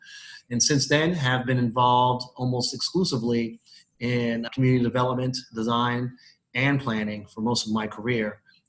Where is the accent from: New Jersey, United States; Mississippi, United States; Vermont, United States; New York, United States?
New York, United States; New York City; Born and raised in Brooklyn, New York. Spent most of my formative time in New York City. And I grew up in what we've all come to know as the projects.